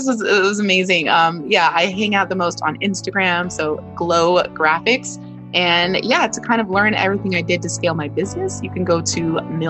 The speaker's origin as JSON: {"language": "English", "country": "Nigeria", "said": "this is a little bit of like Nigerian trauma, because if you ask for help as a Nigerian, you know, kid, that was a sign of weakness."}